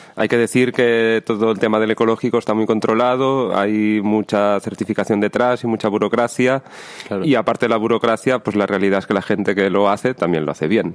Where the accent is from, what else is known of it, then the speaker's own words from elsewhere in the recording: Lleida, Catalonia, Spain; yo soy de Lleida, cerquita de aquí